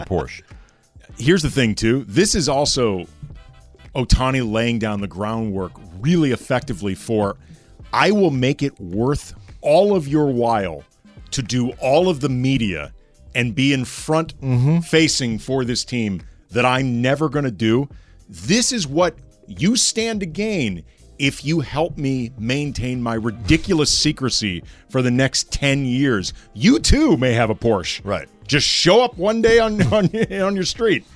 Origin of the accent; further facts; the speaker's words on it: St. Louis, Missouri, United States; moved away as an adult; now in Los Angeles, United States; St. Louis.